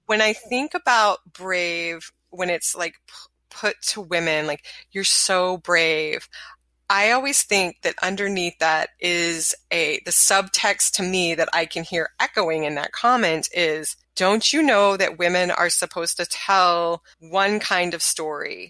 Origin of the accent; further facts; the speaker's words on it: the South, United States; I'm from the South.